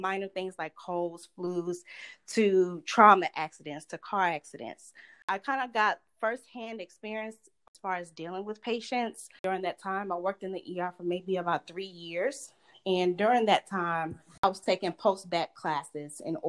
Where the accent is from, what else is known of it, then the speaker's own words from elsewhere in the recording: Lithonia, Georgia, United States; moved away as an adult; also born or lived in Florida; I'm originally from Atlanta, Georgia. More specifically, I grew up in Lithonia, Georgia, right outside of Atlanta